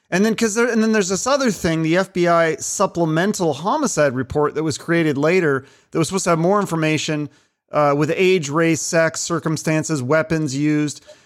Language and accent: English; Seattle, Washington, United States; I'm from Seattle, I grew up in Seattle